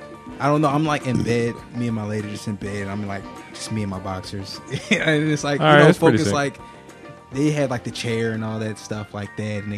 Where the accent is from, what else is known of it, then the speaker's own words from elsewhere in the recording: Philadelphia, Pennsylvania, United States; I'm from Mount Airy.